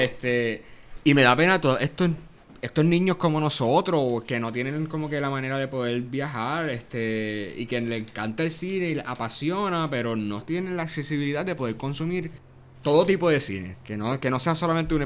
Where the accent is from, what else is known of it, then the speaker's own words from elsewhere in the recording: Yauco, Puerto Rico; soy de, de Yauco, del suroeste de Puerto Rico. y acá, full, full, Yaucano hasta el fin